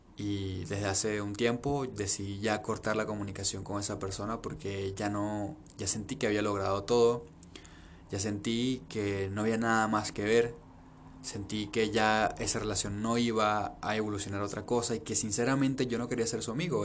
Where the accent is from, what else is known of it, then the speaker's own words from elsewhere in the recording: Venezuela; now in Peru; aunque haya nacido en Venezuela aunque mi papá y mi mamá estén en Venezuela